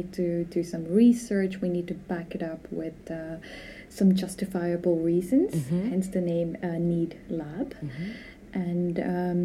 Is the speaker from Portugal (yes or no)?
no; India; moved away as an adult; also born or lived in North America / Vietnam; now in Spain; I was born in India.